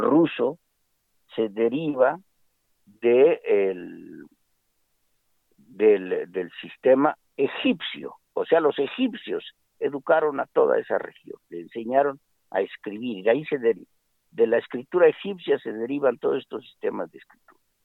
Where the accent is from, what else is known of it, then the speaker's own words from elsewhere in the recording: Mexico; como mexicanos que somos